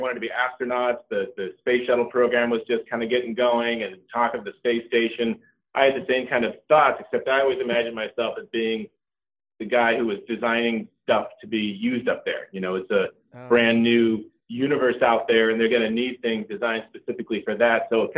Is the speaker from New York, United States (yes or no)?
no; California, United States; also born or lived in Norway; my family brought us all here when I was just 2 years old. So I grew up right here in the valley. I'm Norwegian by birth, I guess you could say, but a California kid through and through.